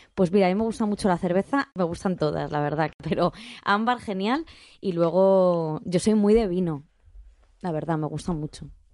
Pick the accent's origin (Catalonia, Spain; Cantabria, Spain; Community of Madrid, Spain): Community of Madrid, Spain; Rivas-Vaciamadrid; yo soy de Rivas